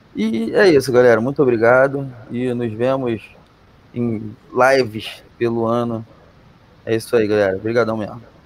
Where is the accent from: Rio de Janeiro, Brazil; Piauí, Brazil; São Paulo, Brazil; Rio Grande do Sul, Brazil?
Rio de Janeiro, Brazil; eu sou cria de Rocha Miranda